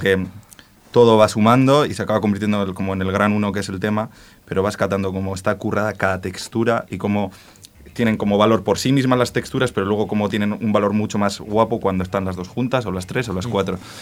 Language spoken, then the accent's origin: Spanish; Spain; en mi pueblo, que es un pueblo de 2.000 habitantes, que se habla euskera en todos los rincones